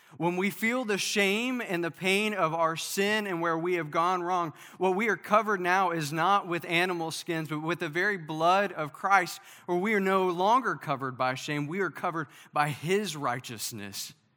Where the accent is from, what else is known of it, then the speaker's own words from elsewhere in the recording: Princeton, Kentucky, United States; my hometown in, in Princeton, Kentucky